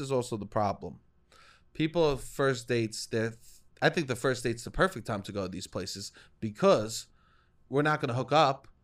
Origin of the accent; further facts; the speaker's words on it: United States; now in Brooklyn, United States; I'm a boy that grew up in the suburbs and that went to chain restaurants